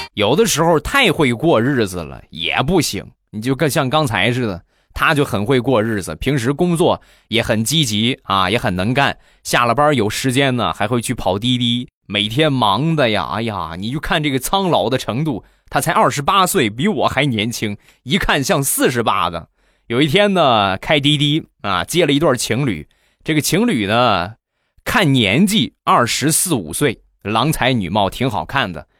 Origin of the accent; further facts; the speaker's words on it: Rizhao, Shandong, China; 日照绿茶，我们家乡的特产